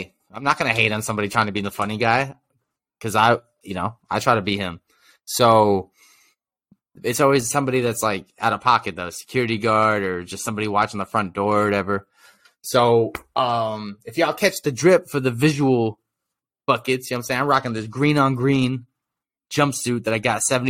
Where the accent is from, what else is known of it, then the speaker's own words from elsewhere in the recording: New York, United States; I'm from New York